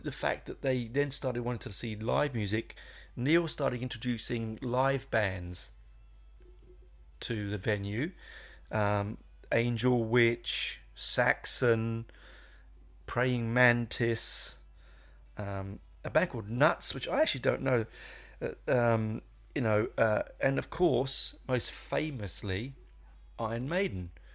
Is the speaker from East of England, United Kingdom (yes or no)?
no; London, United Kingdom; I grew up in London in the seventies